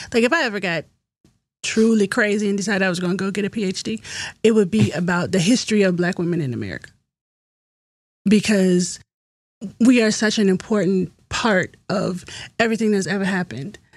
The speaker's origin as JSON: {"language": "English", "region": "Virginia", "country": "United States", "tie": "born or raised there", "said": "I was born in Virginia."}